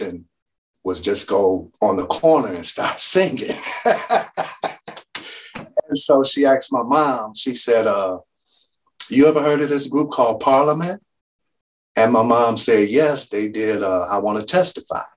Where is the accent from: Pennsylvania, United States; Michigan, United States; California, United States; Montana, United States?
Michigan, United States; Detroit; moved away as an adult; now in Suwanee, Georgia, United States; I'm originally from Detroit, Michigan